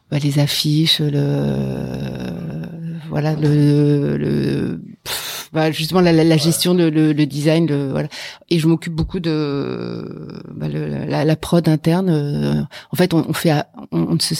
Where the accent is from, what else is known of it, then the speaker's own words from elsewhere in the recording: England, United Kingdom; also born or lived in Africa; j'ai été élevée rien à voir pour le coup, j'ai été élevée en en Afrique et en Angleterre.